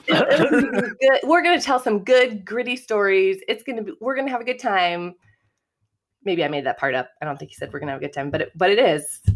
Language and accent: English; Kanawha, Iowa, United States; moved away as an adult; also born or lived in Chicago, Illinois; now in Homewood, United States; I'm originally from Iowa, so I grew up in a small farming community, um, in Iowa